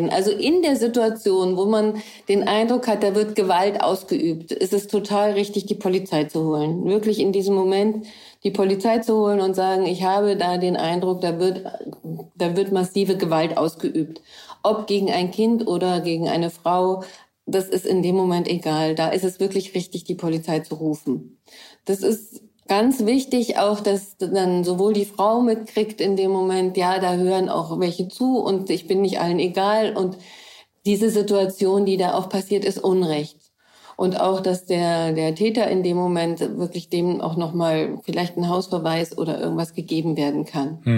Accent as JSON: {"language": "German", "country": "Germany", "said": "dann sage ich vielleicht als Deutsche da drin, dass äh, ihr das nicht machen dürft"}